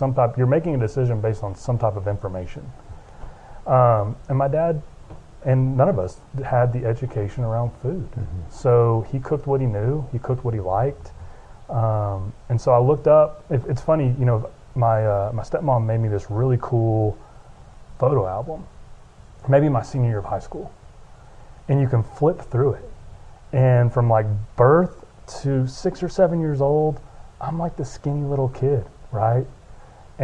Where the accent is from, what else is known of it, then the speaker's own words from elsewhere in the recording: Lubbock, Texas, United States; also born or lived in Dallas, Texas; born and raised in Lubbock, Texas, went to Texas Tech University